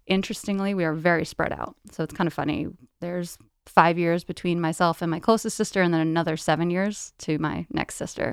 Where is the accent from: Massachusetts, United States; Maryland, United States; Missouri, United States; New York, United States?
New York, United States; New Windsor; moved away; I grew up in a small suburban town in, uh, Orange County, New York. So I grew up in a town called New Windsor